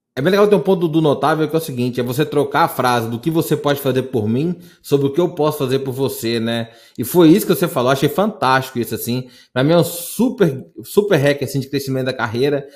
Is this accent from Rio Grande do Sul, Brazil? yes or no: no; interior of Minas Gerais, Brazil; sou do interior de Minas